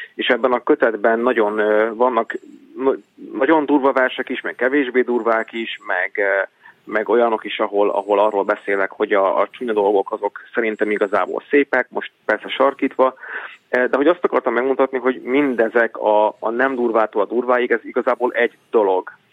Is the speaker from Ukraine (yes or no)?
no; Senta, Vojvodina, Serbia; moved away; also born or lived in Szeged; én Zentán születtem, Zenta az egy olyan város, ahol azért többségében magyarok élnek